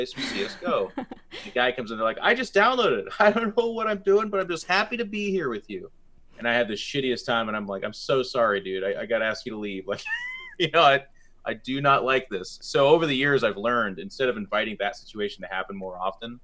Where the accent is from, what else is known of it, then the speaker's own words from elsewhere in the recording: Seattle, Washington, United States; Being born and raised in Seattle